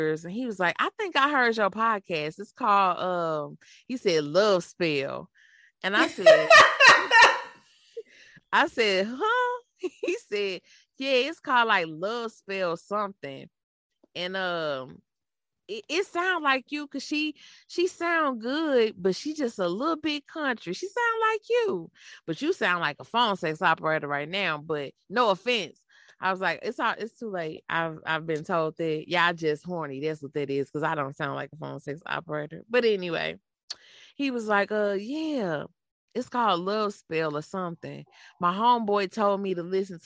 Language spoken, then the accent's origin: English; St. Louis, Missouri, United States; accent: country; I'm from St. Louis, born and raised. I'm just a little country.